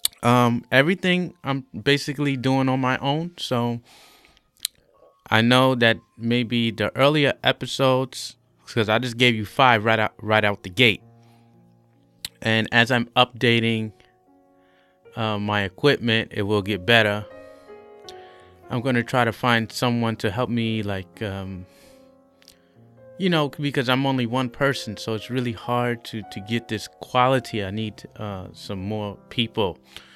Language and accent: English; New York City, New York, United States; moved away as an adult; also born or lived in White Plains, Westchester; now in Shanghai, China; I'm a native of New York City. So I was born and raised. I was born in Harlem, raised in the Bronx, White Plains, like in Westchester